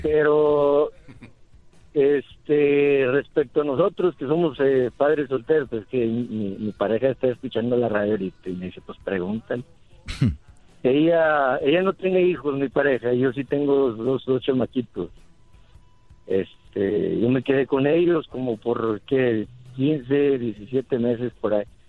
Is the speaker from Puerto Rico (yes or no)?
no; San Nicolás, Mexico; moved away; Soy de San Nicolás